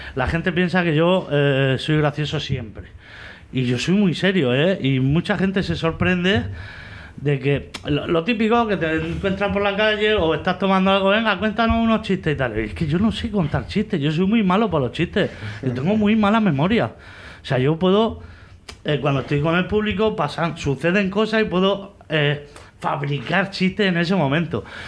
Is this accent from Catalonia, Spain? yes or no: no; Vega Baja del Segura, Valencian Community, Spain; soy alcacil, porque soy de aquí de la Vega Baja.